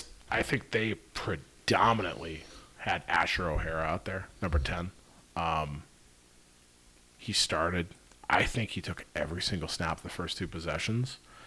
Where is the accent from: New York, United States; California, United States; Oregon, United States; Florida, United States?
California, United States; I'm from Central to Southern California. It's cold out, and I am completely not prepared for this.